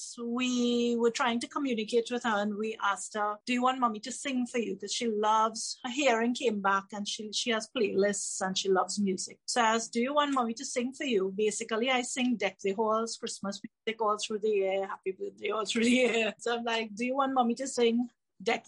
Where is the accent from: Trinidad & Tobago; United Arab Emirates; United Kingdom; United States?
Trinidad & Tobago; I'm from Trinidad and Tobago, which is the Caribbean